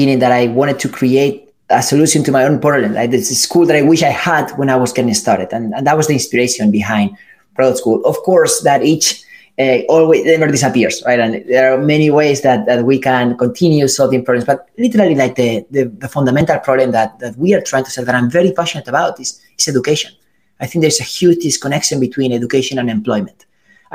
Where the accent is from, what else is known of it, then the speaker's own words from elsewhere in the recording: Spain; moved away as an adult; also born or lived in California; I'm from Spain